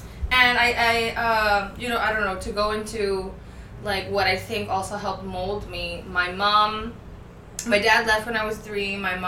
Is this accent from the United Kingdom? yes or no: no; Puerto Rico; I am a Chinese-born Puerto Rican is what I would like to consider myself, right? I know that the term is Chinese-born American, but I was born in Puerto Rico. My mother and my father are both Chinese.